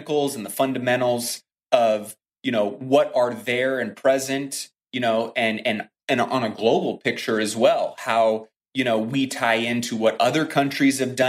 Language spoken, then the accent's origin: English; United States; we as the American people